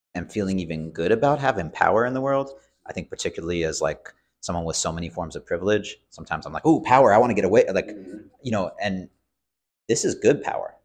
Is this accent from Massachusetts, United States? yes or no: yes; Cambridge, Massachusetts, United States; I grew up in Cambridge, Massachusetts, so I'm going to Cambridge Public Schools